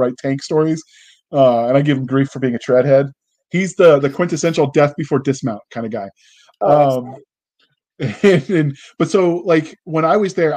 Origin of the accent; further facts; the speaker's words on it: United States; we as Americans